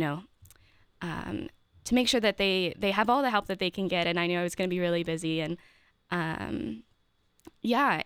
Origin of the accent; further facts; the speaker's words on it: Maryland, United States; moved away as an adult; also born or lived in Steubenville, Ohio; now in Columbus, United States; I'm from Maryland originally.